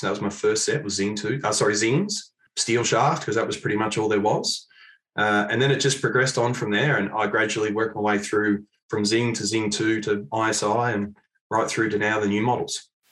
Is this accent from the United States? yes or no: no; Mount Eliza, Victoria, Australia; Mount Eliza. Yeah, yeah. Only uh, stone's throw really from where I am these days living